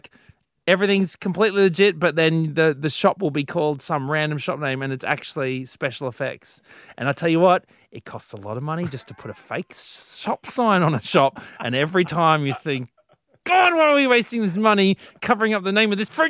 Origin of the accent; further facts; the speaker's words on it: Gosnells, Western Australia, Australia; growing up in Gosnells, WA, there were two choices, being public or private high school.